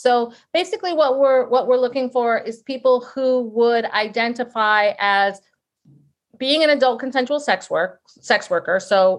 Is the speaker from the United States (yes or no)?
no; England, United Kingdom; I mean, I'm an English person and I've always thought a lot about language